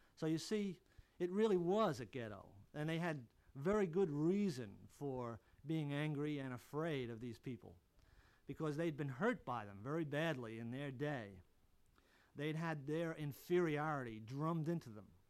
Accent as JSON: {"language": "English", "region": "New Jersey", "country": "United States", "tie": "born or raised there", "said": "the part of New Jersey where I lived"}